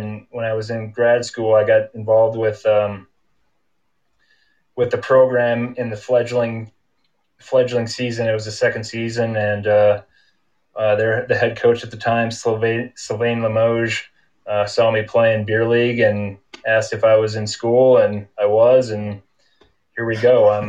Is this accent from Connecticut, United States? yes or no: no; Rochester, Minnesota, United States; now in Utah, United States; I graduated from John Marshall High. That's in Rochester, Minnesota.